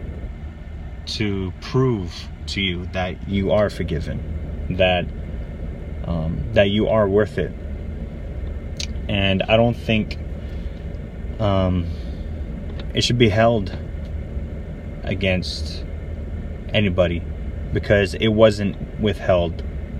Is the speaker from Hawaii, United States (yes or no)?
yes; Aiea, Hawaii, United States; when I was growing up in Hawaii. He used to live with us in Hoala Street in Aiea, on the island of Oahu